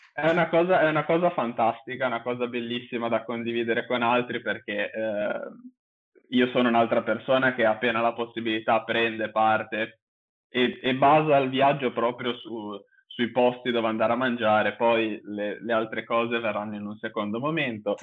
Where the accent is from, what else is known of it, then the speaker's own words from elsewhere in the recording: Genoa, Liguria, Italy; io vivo a Genova, sono di Genova